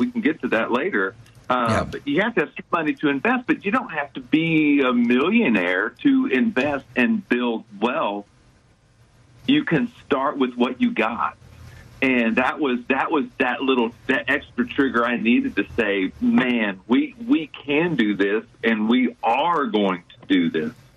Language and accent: English; Houston, Texas, United States; I grew up in the Houston area, so I've been here uh, over 50 years